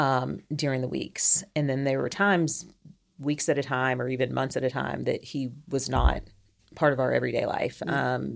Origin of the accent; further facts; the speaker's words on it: Kentucky, United States; also born or lived in Europe; now in Huntsville, United States; I am from Kentucky, but I also say all over. I grew up in a military family, so we spent a lot of time in Europe growing up and then moved stateside when I was a preteen.